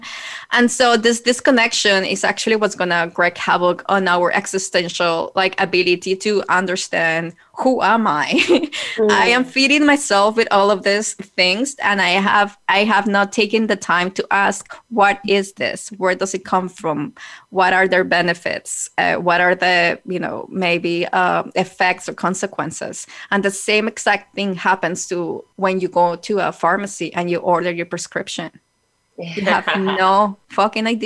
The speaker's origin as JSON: {"language": "English", "country": "Colombia", "tie": "born or raised there", "said": "when I was growing up in Colombia"}